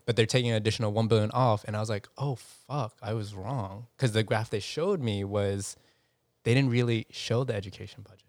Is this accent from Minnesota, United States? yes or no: no; New York City, New York, United States; me growing up in New York City